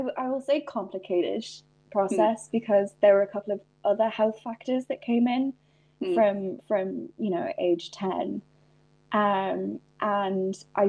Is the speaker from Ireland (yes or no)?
yes; Donegal, Ulster, Ireland; also born or lived in England; now in Belfast, United Kingdom; I was born in England, so like my dad's English, but I grew up in Ireland, so I have I've kind of got to taste both healthcare systems, and now that I live in Northern Ireland, you know, it is a very different experience. I grew up in Donegal